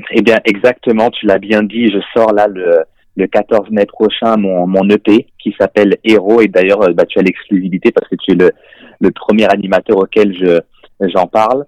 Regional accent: France; moved away as an adult; also born or lived in Montreal, Canada; now in Canada; j'ai des origines africaines, je suis né en France et maintenant je vis euh, au Canada

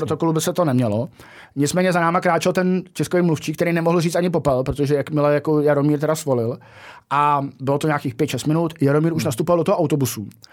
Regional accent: Czechia; odkud jsme, z Česka

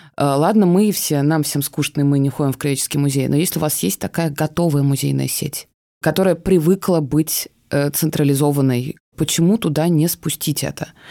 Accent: Moscow, Russia; я э, родилась в Москве, и у меня вообще очень сложно с пространственной идентичностью

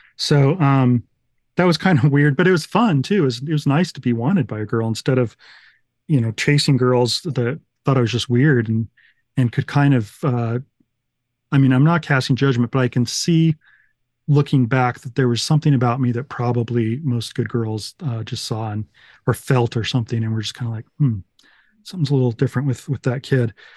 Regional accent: United States; I'm this American guy.

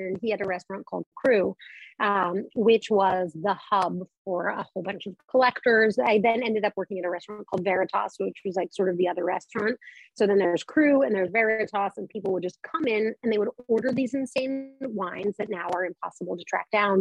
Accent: Colorado, United States; moved away; I grew up in Colorado

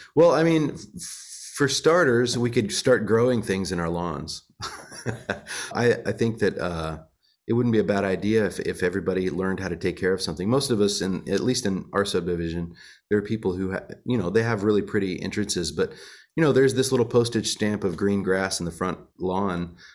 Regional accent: Monticello, Illinois, United States; moved away; also born or lived in Florida / Nashville, Tennessee; Monticello, Illinois, where I grew up

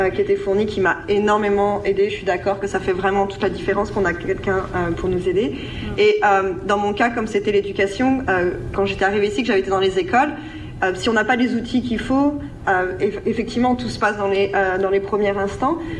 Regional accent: France; moved away; en tant que Français, euh, de France

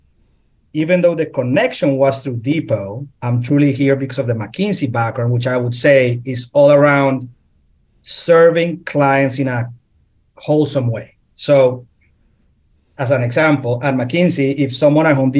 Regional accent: Colombia; moved away as an adult; also born or lived in Philadelphia; now in Atlanta, United States; I born and raised in Colombia

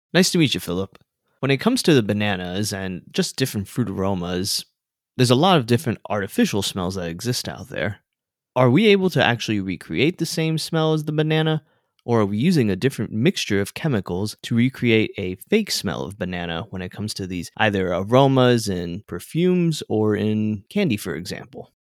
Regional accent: South Florida, United States; I grew up in South Florida

